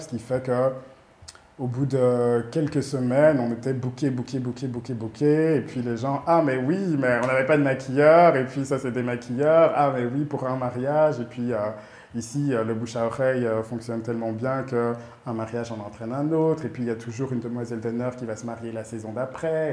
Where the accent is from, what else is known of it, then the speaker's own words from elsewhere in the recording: Brussels, Brussels-Capital Region, Belgium; moved away as an adult; also born or lived in Rwanda; now in Kigali, Rwanda; Je suis né au Rwanda. Mes parents, on a déménagé en Belgique quand j'avais 2 ans. Ouais. Donc, ouais, tout mon parcours, toute ma vie était, à Bruxelles, en Belgique